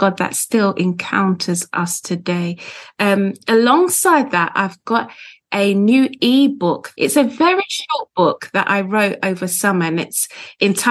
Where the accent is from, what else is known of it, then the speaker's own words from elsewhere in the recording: London, United Kingdom; I was born in London. I live just outside of London now.